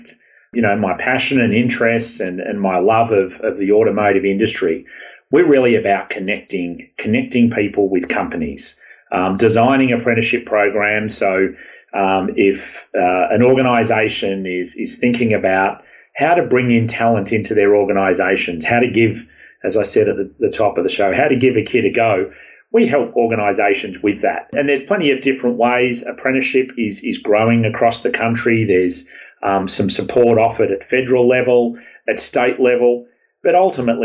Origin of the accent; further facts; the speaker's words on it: Australia; accent: Aussie; now in California, United States; my Aussie accent